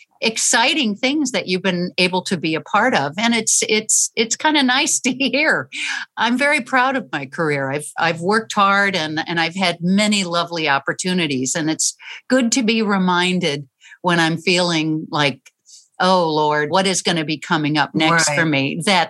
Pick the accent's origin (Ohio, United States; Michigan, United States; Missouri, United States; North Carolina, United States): Missouri, United States; St. Louis; also born or lived in New Orleans / Chicago; Well, actually, I was born in New Orleans, and then my dad kept getting transferred north. So I would say probably St. Louis and Chicago were from first grade till the end of high school.